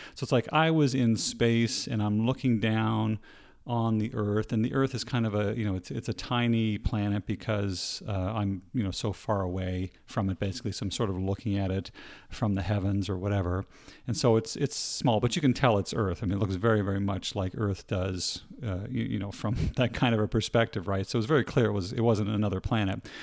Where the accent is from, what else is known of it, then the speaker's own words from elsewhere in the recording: Nova Scotia, Canada; I was, uh, born and raised in Canada and, uh, specifically in the province of Nova Scotia, which is on the very east coast